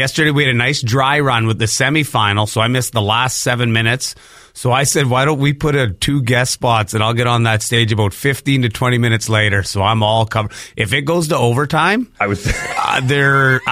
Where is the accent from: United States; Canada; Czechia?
Canada; Saskatchewan; I'm from Saskatchewan